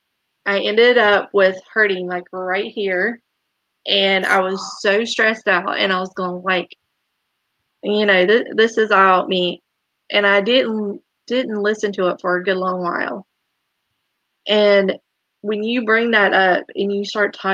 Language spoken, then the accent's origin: English; the South, United States; growing up in the South